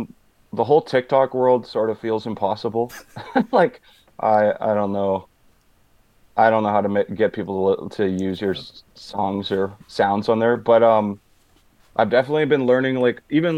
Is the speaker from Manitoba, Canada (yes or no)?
yes; Manitoba, Canada; now in Winnipeg, Canada; I'm from Boise, Manitoba.